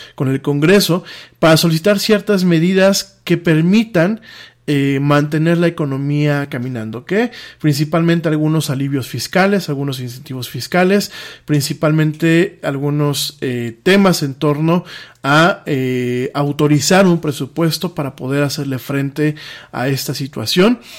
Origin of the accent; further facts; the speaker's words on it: Mexico; como mexicano